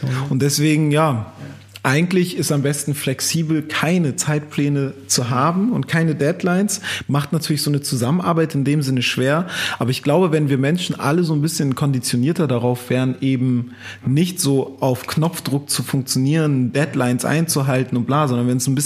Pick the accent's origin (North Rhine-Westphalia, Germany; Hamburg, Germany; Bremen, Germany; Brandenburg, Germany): Hamburg, Germany; now in Berlin, Germany; als ich damals nach Berlin gezogen bin, ich komme ja auch aus Hamburg, als ich nach Berlin gezogen bin